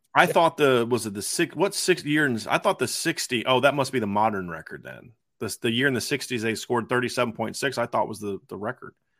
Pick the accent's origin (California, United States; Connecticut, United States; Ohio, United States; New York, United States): Ohio, United States; growing up in Ohio